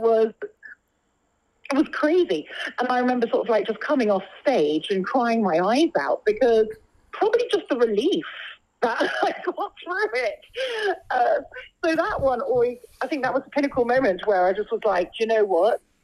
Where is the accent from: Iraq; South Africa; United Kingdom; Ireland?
United Kingdom; London; I was born and brought up here in London